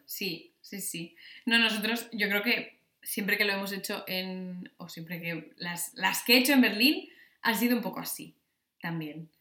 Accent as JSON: {"language": "Spanish", "region": "Asturias", "country": "Spain"}